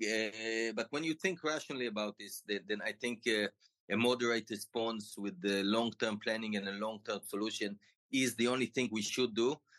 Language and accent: English; Tel Aviv District, Israel; I grew up in Israel and I always lived here.